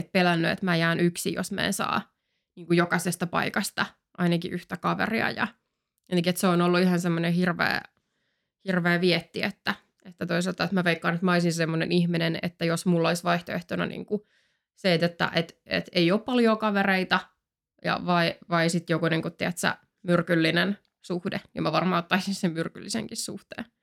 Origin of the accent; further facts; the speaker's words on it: Finland; also born or lived in France; me siis asuttiin Ranskassa kaksi vuotta silloin, kun mä olin mm. niin nelos- ja vitosluokalla. Sitten me tultiin takaisin Suomeen